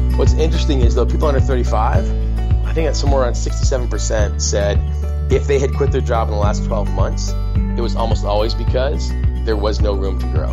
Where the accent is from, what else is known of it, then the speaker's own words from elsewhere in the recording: northern Maine, United States; also born or lived in San Diego, California; I grew up in a very small town in northern Maine. We're from San Diego, and then when I was a little kid, we moved to this town where my dad grew up